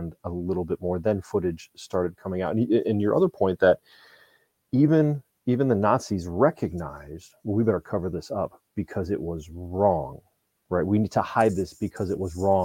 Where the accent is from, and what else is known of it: United States